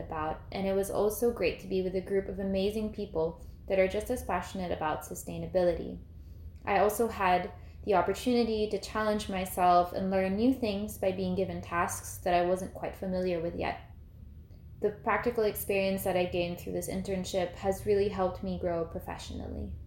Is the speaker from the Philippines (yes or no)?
yes; Philippines; I am from the Philippines, and the fashion industry is quite different where I am from